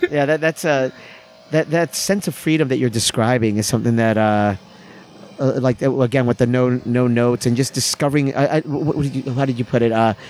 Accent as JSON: {"language": "English", "country": "United States", "said": "And again, me being American improviser"}